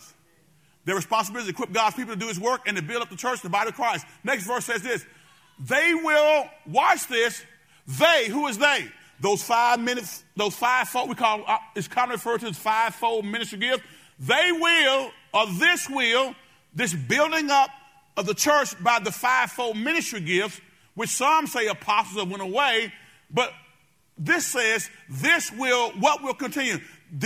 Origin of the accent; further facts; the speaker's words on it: Benton, United States; I'm from Benton